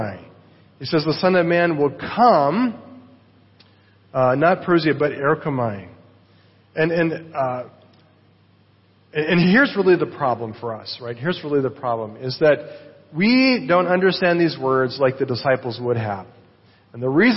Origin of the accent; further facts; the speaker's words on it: United States; the United States, my home country